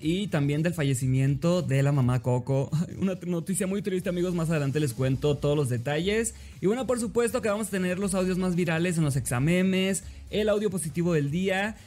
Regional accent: Mexico; no tengo inglés perfecto amigos porque soy mexicano

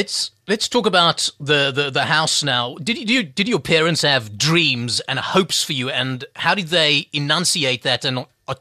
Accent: Cape Town, Western Cape, South Africa; I come from the Cape Flats, and I grew up, you know, there, and I lived there for a very, very long time.

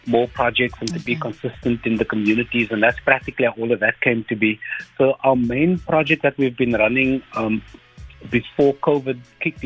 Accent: Cape Town, Western Cape, South Africa; growing up in Mitchell's Plain and the type of friends that you meet

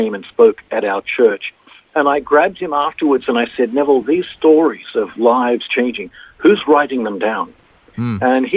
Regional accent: Sydney, New South Wales, Australia; moved away as an adult; also born or lived in Japan; born and raised in Sydney

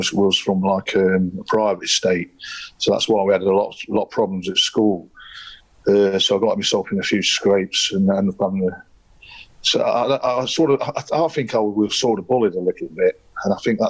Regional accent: Nottingham, East Midlands, United Kingdom; also born or lived in Stenton; I was I brought up at Silverdale Estate, next to Clifton in Wilford. I was born in Stenton, moved over there when I was about five.

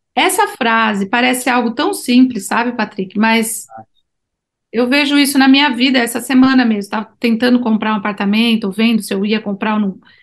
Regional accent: Brazil; eu sou do Brasil

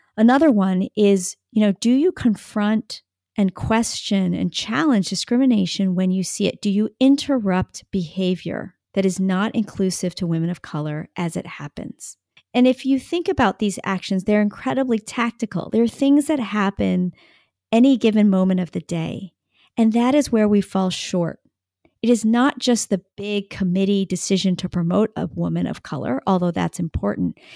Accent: United States; I am Asian American

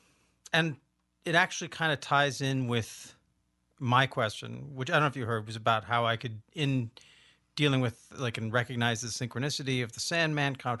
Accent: Olympia, Washington, United States; because I'm from Olympia, you got to be mean to stay in Olympia.

